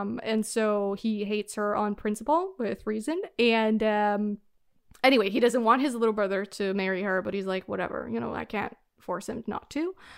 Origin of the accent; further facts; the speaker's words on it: Canada; I'm Canadian